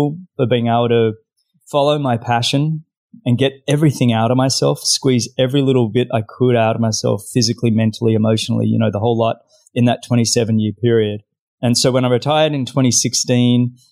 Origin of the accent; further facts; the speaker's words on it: Australia; accent: Australian; moved away as an adult; now in South Florida, United States; I'm originally Australian, as you can probably tell by my accent. Now living in South Florida